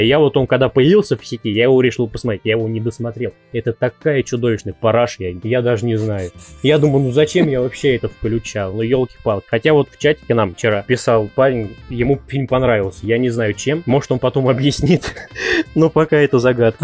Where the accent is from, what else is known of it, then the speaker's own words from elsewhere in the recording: Kasimov, Ryazan Oblast, Russia; moved away as an adult; now in Ryazan, Russia; Сам я из Рязанской области, город Касимов